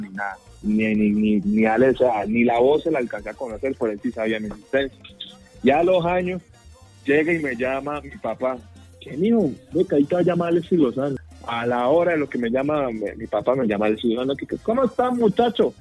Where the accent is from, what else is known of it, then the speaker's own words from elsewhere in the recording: Quibdó, Chocó, Colombia; now in Medellín, Colombia; yo me fui a vivir a Quibdó.